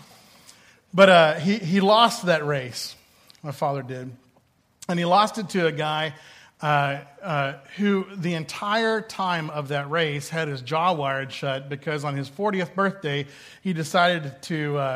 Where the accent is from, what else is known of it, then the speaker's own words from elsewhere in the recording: Boston, Massachusetts, United States; as a Bostonian